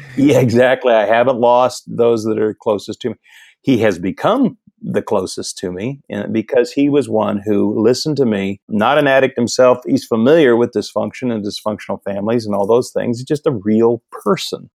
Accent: Midwest, United States; moved away as an adult; also born or lived in Pasadena, California; I grew up in the Midwest

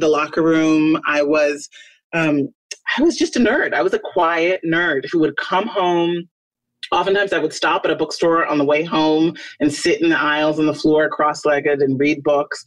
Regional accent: Chicago, Illinois, United States; I was born on the south side of Chicago

